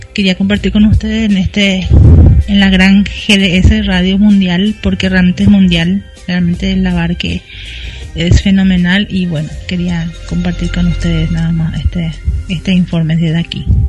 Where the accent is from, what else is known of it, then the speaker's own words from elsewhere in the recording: Paraguay; also born or lived in Asunción; acá en mi país